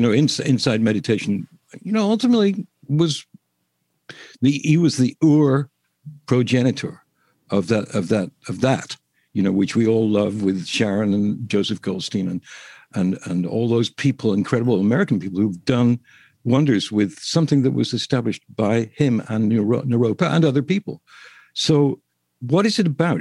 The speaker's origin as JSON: {"language": "English", "region": "England", "country": "United Kingdom", "said": "I'm English"}